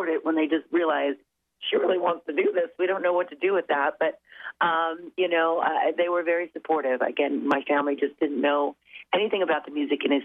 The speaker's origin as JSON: {"language": "English", "town": "Los Angeles", "region": "California", "country": "United States", "tie": "born or raised there", "said": "go back home to my hometown"}